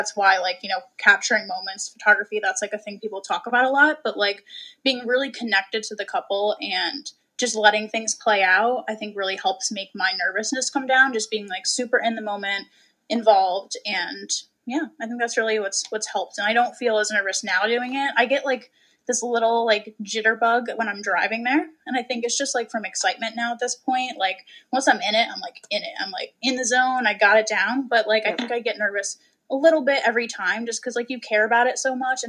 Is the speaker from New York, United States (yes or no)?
yes; Kingston, New York, United States; also born or lived in Newburgh, New York / New Paltz, New York; now in Hyde Park, United States; We recently moved to Hyde Park, but I've kind of been all over the Hudson Valley. I grew up in Kingston, lived in Newburgh, lived in New Paltz.